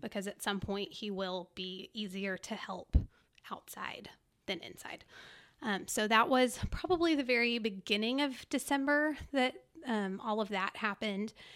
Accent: Dallas, Texas, United States; also born or lived in Farmers Branch, Texas / Frisco, Texas / College Station, Texas; I grew up in the Dallas area, but my parents moved from Farmers Branch to Frisco in two thousand and three

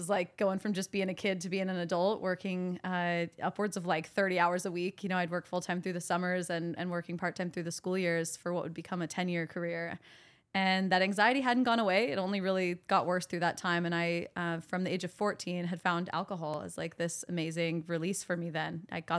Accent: Sacramento, California, United States; So I grew up in Sacramento. My parents got divorced when I was pretty young, like 6 years old.

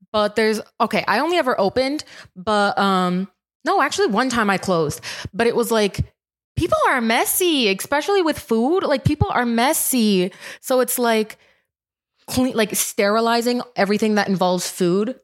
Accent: Rhode Island, United States; I'm from Rhode Island

